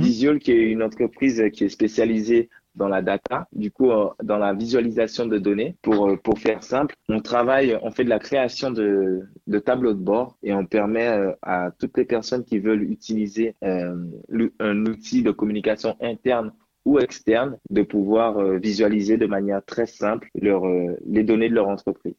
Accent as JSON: {"language": "French", "country": "Guadeloupe", "also_born_or_lived": "Paris", "moved": "yes", "lives_now": "France", "said": "je suis de Guadeloupe"}